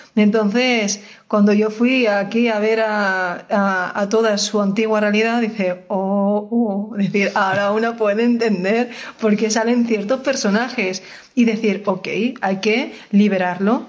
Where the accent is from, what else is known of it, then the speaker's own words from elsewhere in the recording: Spain; yo soy española